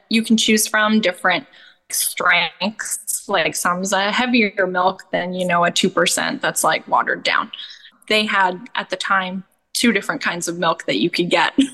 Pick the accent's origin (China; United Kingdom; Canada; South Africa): Canada; also born or lived in Australia; now in United States; I grew up in Canada.